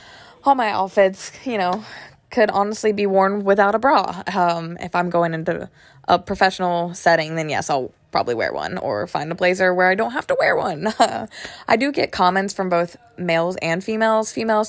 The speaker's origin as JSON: {"language": "English", "town": "Hickory", "region": "North Carolina", "country": "United States", "said": "I'm from Hickory, North Carolina."}